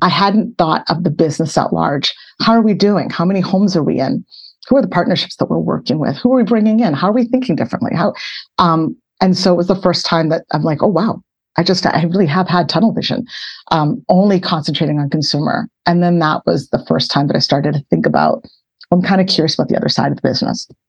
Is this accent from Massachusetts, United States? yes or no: yes; Boston, Massachusetts, United States; I grew up in Boston, Massachusetts.